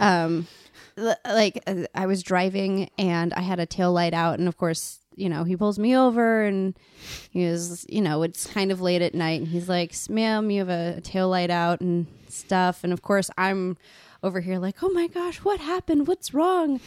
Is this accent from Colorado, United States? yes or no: yes; Colorado, United States; now in New York City, United States; I'm originally from Colorado